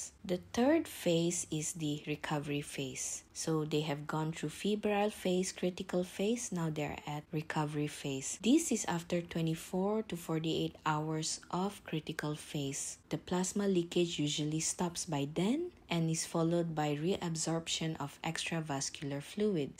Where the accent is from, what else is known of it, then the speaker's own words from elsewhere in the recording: Malaysia; I'm from Malaysia